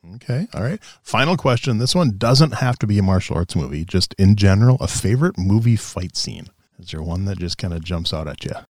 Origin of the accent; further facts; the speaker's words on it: Charles Lindbergh's hometown, Minnesota, United States; I grew up in Charles Lindbergh's hometown